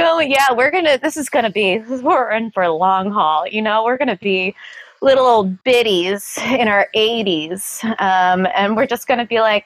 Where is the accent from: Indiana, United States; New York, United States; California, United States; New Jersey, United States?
New York, United States; New York City; I'm a New Yorker.